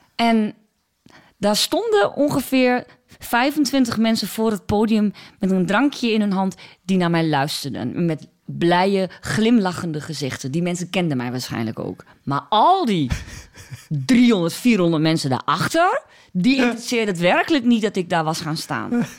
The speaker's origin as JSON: {"language": "Dutch", "town": "Borne", "region": "Overijssel", "country": "Netherlands", "accent": "Twents", "said": "Ik kom uit Borne"}